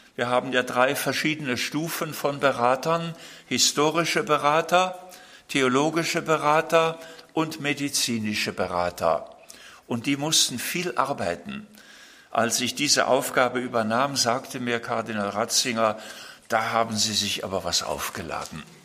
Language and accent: German; Germany; bei uns in Deutschland